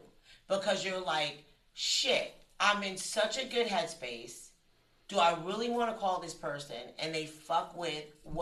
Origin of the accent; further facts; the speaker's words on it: New Jersey, United States; I'm from Jersey.